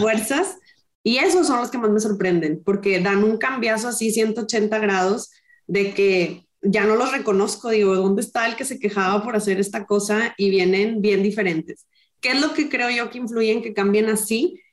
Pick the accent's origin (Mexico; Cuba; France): Mexico; Monterrey, Nuevo León; soy rayada, soy regia